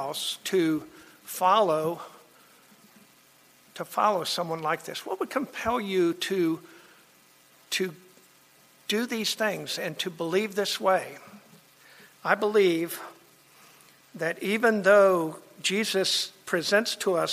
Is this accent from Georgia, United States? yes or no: no; Miami, Florida, United States; I grew up in Miami